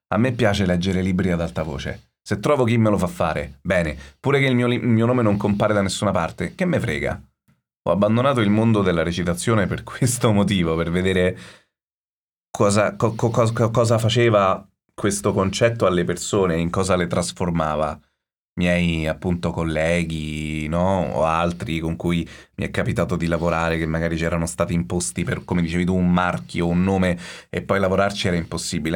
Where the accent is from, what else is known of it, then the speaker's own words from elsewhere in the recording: Rome, Lazio, Italy; sono romano